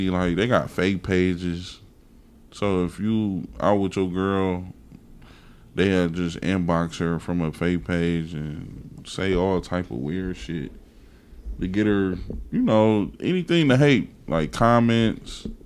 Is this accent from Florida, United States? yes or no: no; Milwaukee, Wisconsin, United States; My childhood, man, I was hillside projects